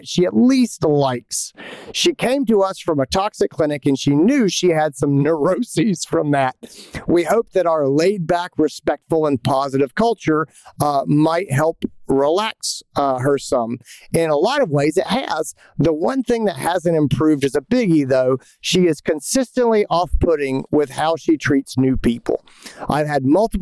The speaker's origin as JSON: {"language": "English", "town": "Greenville", "region": "South Carolina", "country": "United States", "tie": "born or raised there", "said": "in Greenville, South Carolina, my hometown"}